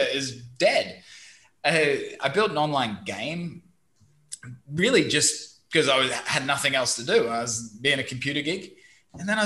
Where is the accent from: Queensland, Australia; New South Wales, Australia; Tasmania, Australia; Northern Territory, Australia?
Queensland, Australia; Brisbane; accent: Australian; moved away as an adult; also born or lived in London; now in Vietnam; I'm originally from Brisbane, Australia, studied software engineering.